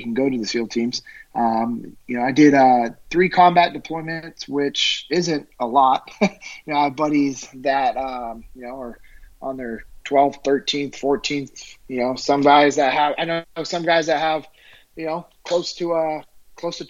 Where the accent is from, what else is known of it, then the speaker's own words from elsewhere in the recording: Sacramento, California, United States; I'm originally from Sacramento, California.